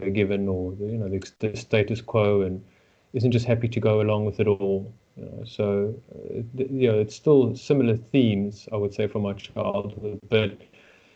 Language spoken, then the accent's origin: English; Johannesburg, Gauteng, South Africa; born and raised in Johannesburg, South Africa, to Jewish parents